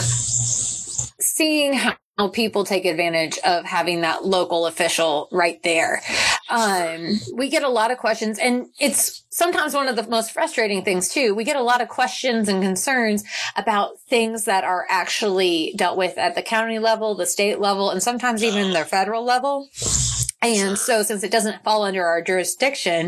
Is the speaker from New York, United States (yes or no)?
no; Topeka, Kansas, United States; also born or lived in Memphis, Tennessee / Oklahoma City, Oklahoma; I left Topeka for college and I was in Memphis, Tennessee, going to Rhodes College. And then I went to Oklahoma City for dental school. And the more I kind of grew into the role of becoming a dentist and being an adult, I found that I was most committed to making positive change in my hometown